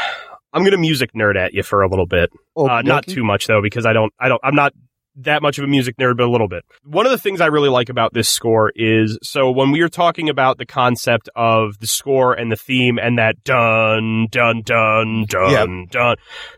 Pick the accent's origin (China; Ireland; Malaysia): Ireland; It could be. I'm Irish. Why would I know how to pronounce an Italian name?